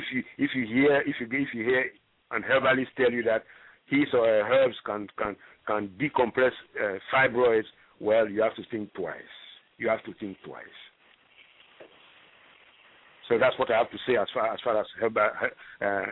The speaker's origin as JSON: {"language": "English", "town": "Libreville", "region": "Estuaire", "country": "Gabon", "tie": "born or raised there", "also_born_or_lived": "Ghana", "moved": "yes", "said": "I'm originally from Libreville, Gabon. You know, and that is where I started life"}